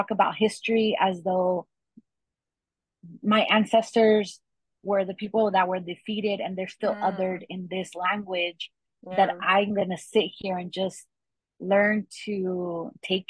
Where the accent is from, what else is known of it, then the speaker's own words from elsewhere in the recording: Inland Empire, California, United States; also born or lived in Los Angeles, California / Riverside, California; I was born here in California. I went to school here in Riverside. I grew up mostly in the Inland Empire. My journey also took me to live in Los Angeles as a child